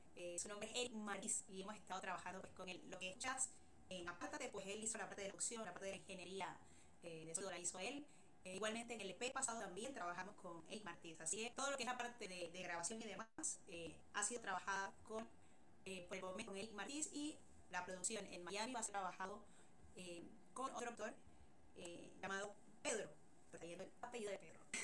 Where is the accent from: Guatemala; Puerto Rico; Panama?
Panama; Yo de chica, bueno, acá en Panamá